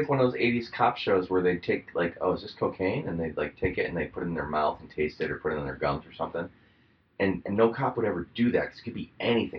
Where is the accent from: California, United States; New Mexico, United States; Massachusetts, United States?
Massachusetts, United States; Martha's Vineyard; I grew up on Martha's Vineyard.